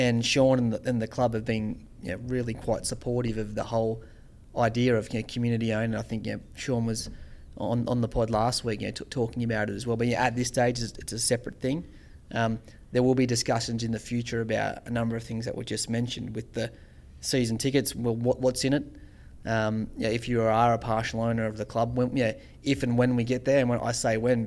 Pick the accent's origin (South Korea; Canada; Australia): Australia; Central Coast, New South Wales; growing up on the Central Coast